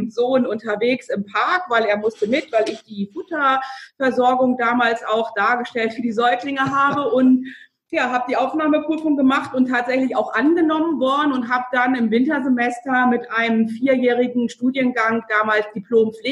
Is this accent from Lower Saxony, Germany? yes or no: yes; Lower Saxony, Germany; Also ich bin aus dem Landkreis Lüchow-Dannenberg, da bin ich groß geworden, aufgewachsen und bin dann für die Ausbildung in das südliche Niedersachsen gegangen